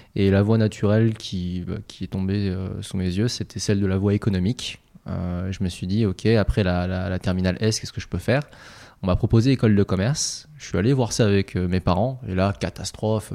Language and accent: French; Noisy-le-Grand, Île-de-France, France; also born or lived in Paris; on a grandi à Noisy-le-Grand avant mhm. de déménager pour Paris dans le 3e arrondissement